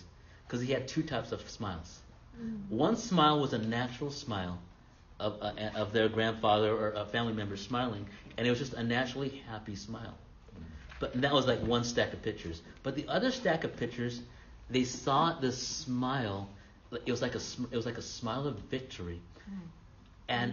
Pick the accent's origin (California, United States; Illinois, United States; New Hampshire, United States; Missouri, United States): California, United States; Fullerton; also born or lived in India (ancestry); he was really like a grandfather to me growing up in Fullerton.